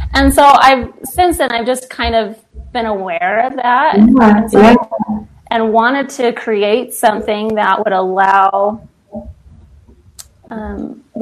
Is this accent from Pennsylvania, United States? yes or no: yes; Pittsburgh, Pennsylvania, United States; moved away as an adult; also born or lived in Idaho; Born and raised in Pittsburgh, Pennsylvania, so I'm like a little East Coaster